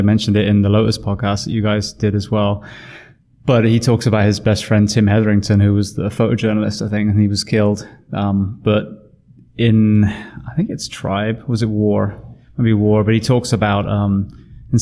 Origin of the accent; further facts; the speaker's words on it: England, United Kingdom; me being English